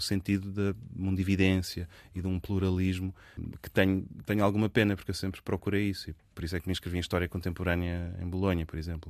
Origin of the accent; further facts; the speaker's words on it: Lisbon, Portugal; nasci num, num meio privilegiado em Lisboa